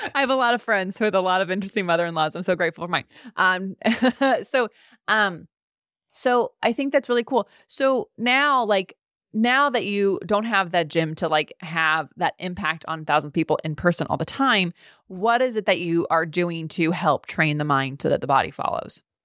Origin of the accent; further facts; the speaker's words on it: California, United States; as a Californian